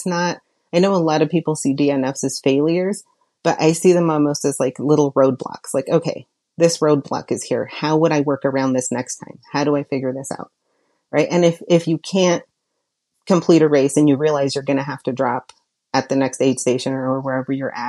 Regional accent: Oregon, United States; because I'm like so Southern Oregon that I'm basically a Californian.

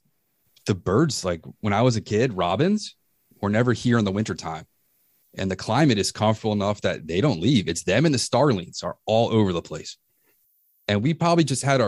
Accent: Reston, Virginia, United States; I grew up in Reston in the woods

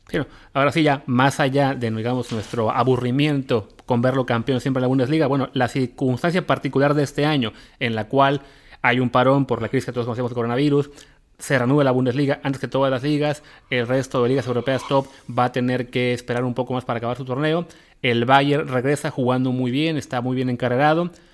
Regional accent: Mexico; para nosotros como mexicanos

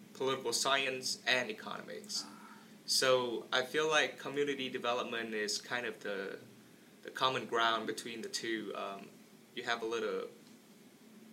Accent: Vietnam; moved away as an adult; now in Fort Wayne, United States; I was born and raised in Vietnam. I came here mainly for education, college in this case

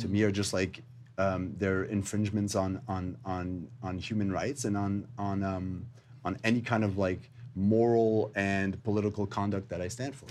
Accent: Montreal, Quebec, Canada; I am uh, born in Montreal, Canada

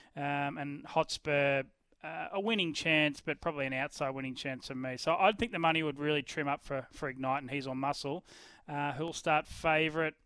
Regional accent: Ballarat, Victoria, Australia; I'm not in my hometown of Ballarat today

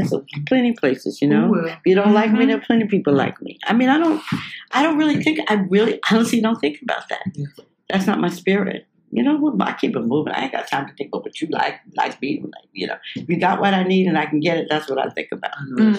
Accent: South Carolina, United States; like we're from South Carolina, trying to make it in the business.

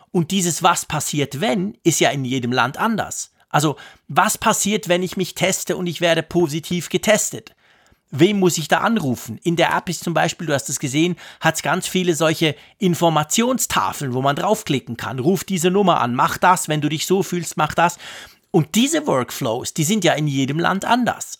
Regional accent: Switzerland; da sind wir Schweizer

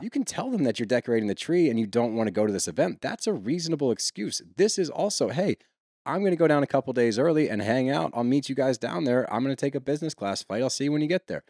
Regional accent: Texas, United States; I'm from Texas

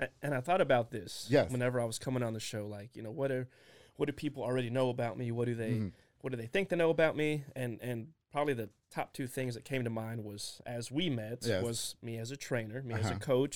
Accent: Germany; born there; but I was born in Germany.

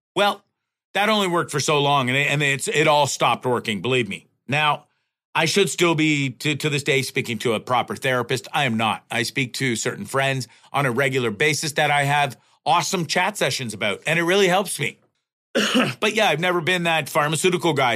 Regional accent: Canada; as a Canadian and a Canadian citizen

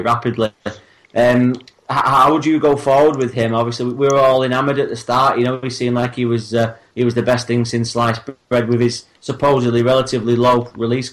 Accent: Bury, North West England, United Kingdom; I was born in Bury

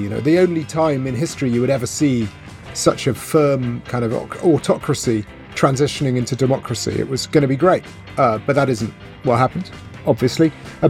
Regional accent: mid Wales, United Kingdom; moved away as an adult; also born or lived in Russia; So I'm from Wales. I grew up on a farm in mid Wales

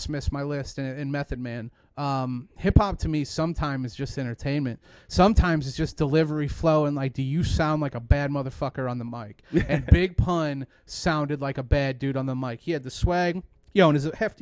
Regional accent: Mishawaka, Indiana, United States; I grew up in Mishawaka, Indiana

